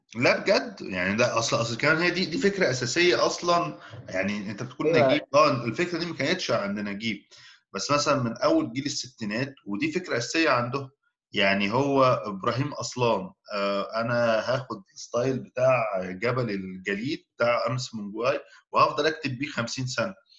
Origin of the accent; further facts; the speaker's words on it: Egypt; احنا اتربينا في مصر